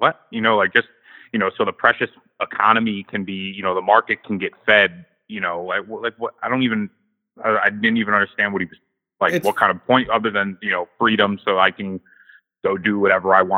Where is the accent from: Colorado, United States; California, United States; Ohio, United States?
Ohio, United States; I'm from Ohio